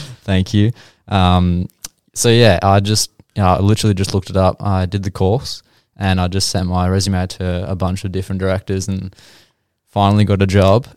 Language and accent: English; Geelong, Victoria, Australia; I grew up in Geelong. Uh, I've probably moved house about 15 or so times.